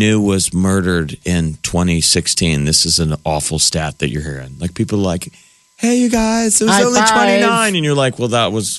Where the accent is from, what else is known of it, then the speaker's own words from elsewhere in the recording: Omaha, Nebraska, United States; I grew up in Omaha.